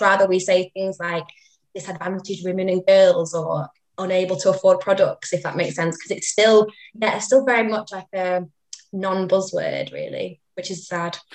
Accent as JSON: {"language": "English", "town": "Manchester", "region": "North West England", "country": "United Kingdom", "said": "I am from Manchester."}